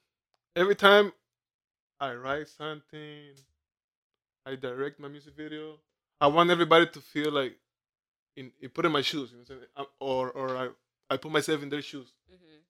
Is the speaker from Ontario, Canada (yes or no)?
yes; Kitchener, Ontario, Canada; No, I'm from Kitchener, you know? Everybody be like, I'm from Toronto, you know what I'm saying? I'm from Kitchener.